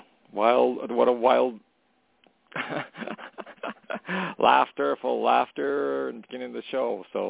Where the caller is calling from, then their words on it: Canada; calling from Canada.